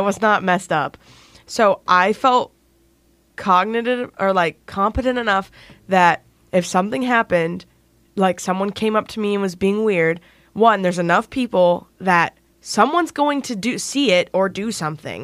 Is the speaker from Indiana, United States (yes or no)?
yes; Indiana, United States; I'm from Indiana.